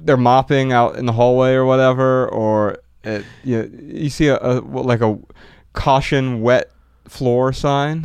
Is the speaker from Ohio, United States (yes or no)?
yes; Dayton, Ohio, United States; I was born in Dayton, Ohio, a few months previous